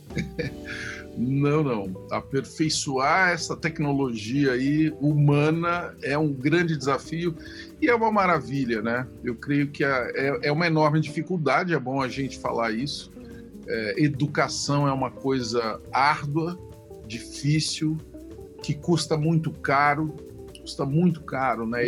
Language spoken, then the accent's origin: Portuguese; Ituverava, São Paulo, Brazil; eu sou um cara que tenho raízes no interior do Brasil, é, mais especificamente no interior de São Paulo, em Ituverava